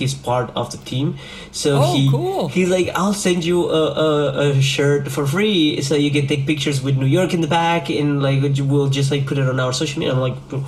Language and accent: English; Argentina; moved away; a local soccer team from up in nowhere in Argentina, where it's my hometown.